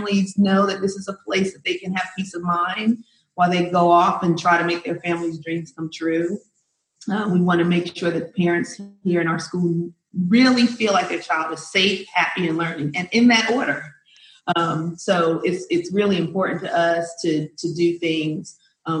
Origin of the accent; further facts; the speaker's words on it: New Jersey, United States; moved away as an adult; now in Georgia, United States; I'm originally from New Jersey, so I taught for the East Orange School District as well